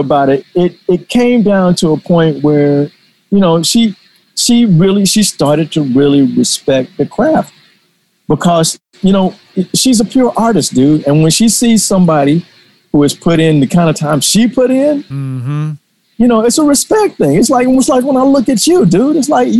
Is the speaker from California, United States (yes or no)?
no; Atlanta, Georgia, United States; I did a lot of that type of work growing up in Atlanta.